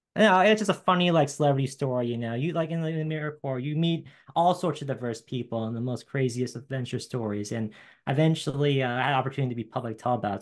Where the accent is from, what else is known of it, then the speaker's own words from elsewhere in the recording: Delaware, United States; my hometown, uh, my home state is Delaware, the first state in the country